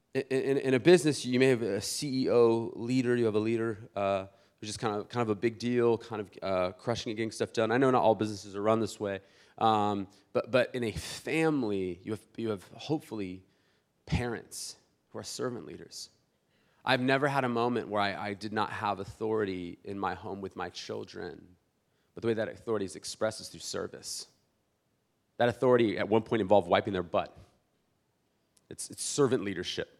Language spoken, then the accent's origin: English; South Bay, San Diego, California, United States; I'm from South Bay originally